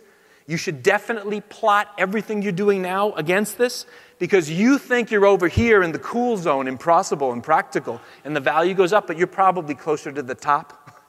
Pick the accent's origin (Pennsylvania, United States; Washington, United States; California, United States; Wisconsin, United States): California, United States; I'm from the Bay Area, so legally I have to be a Democrat or they kick you out, right?